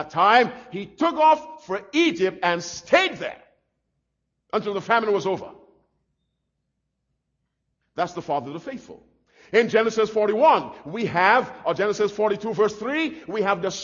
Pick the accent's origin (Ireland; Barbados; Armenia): Barbados; when I was a little boy growing up in Barbados